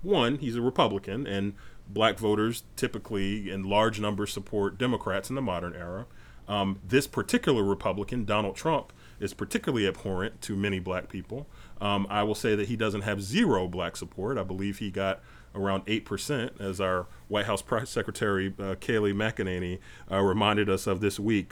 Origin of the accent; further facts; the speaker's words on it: North Carolina, United States; moved away; I spent about nine years growing up in North Carolina